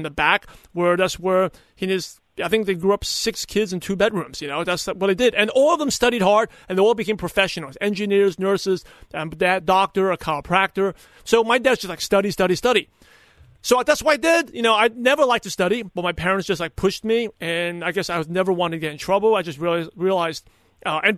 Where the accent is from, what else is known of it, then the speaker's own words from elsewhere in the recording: New York, United States; growing up in New York, I'm very no BS, no hype, very, you know, skeptical